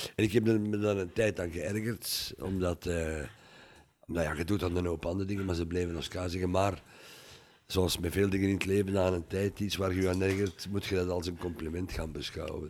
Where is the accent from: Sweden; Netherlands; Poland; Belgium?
Belgium; Mechelen, Flanders; now in Wachtebeke, Belgium; mijn geboortestad